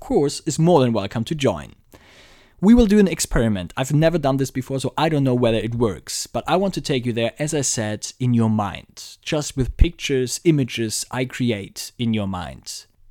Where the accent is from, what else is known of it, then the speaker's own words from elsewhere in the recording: Frankfurt, Hesse, Germany; since Frankfurt is my hometown